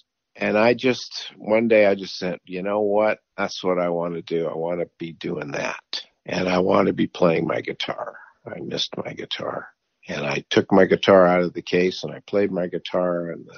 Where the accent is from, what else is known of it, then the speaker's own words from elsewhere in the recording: New York, United States; born there; My father was Canadian, but he did all his business in New York, and I was born in New York, so it was easy for me to go down to the States.